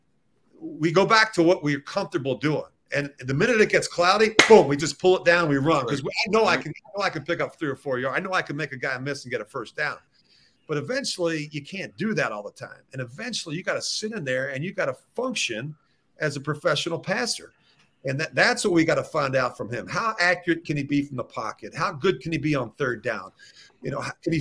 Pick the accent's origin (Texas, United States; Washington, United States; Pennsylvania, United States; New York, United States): Pennsylvania, United States; Philadelphia; I grew up in Philadelphia.